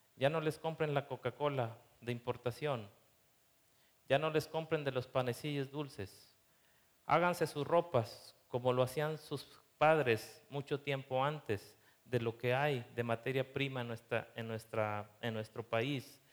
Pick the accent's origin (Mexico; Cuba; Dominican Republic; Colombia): Mexico; nosotros como mexicanos